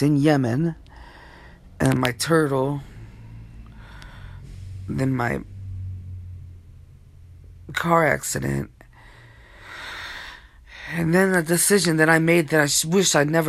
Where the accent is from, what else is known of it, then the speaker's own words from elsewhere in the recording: Wilmington, Delaware, United States; also born or lived in Portland, Maine; We live in Wilmington, Delaware, but now we do. And I was raised here in Delaware.